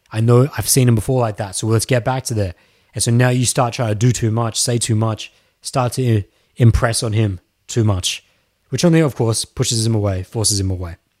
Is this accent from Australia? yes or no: yes; Australia; Yes, I am Australian